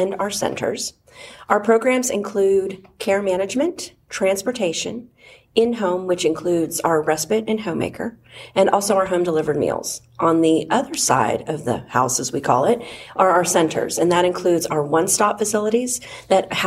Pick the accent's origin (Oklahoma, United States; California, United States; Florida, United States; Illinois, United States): Oklahoma, United States; also born or lived in Philadelphia, Pennsylvania; now in Georgia, United States; I originally grew up in Oklahoma, and then spent a lot of my years in Philadelphia and Pennsylvania, and then came to Georgia